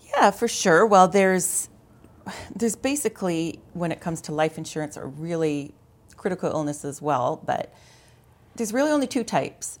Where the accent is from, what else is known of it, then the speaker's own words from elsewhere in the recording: London, Ontario, Canada; also born or lived in Mont-Tremblant, Quebec; now in Ottawa, Canada; I, I'm from Ontario. I grew up in London. I, uh, lived in London for, you know, until I was twenty-three.